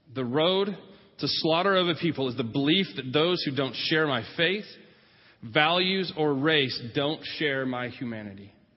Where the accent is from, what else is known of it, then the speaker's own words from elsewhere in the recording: California, United States; moved away; I was from California during my high school years